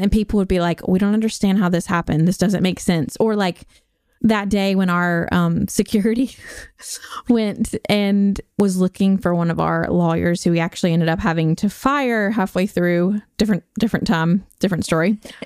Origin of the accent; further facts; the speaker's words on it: Nashville, Tennessee, United States; Nashville, Tennessee